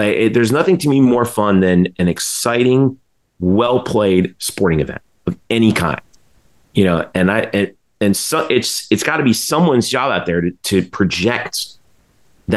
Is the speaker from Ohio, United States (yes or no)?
no; South Florida, United States; I grew up in South Florida